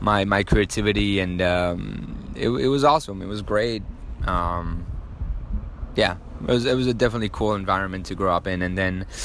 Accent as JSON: {"language": "English", "country": "France", "tie": "born or raised there", "also_born_or_lived": "Qalamoun, Lebanon", "moved": "yes", "lives_now": "United States", "said": "I grew up in France and had a super, you know, super happy childhood."}